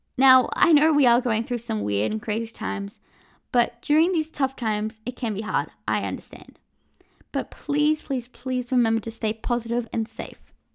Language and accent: English; Australia; I'm from Australia